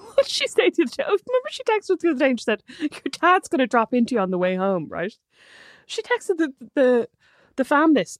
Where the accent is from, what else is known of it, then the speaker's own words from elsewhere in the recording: Dublin, Leinster, Ireland; also born or lived in Galway; I grew up in Dublin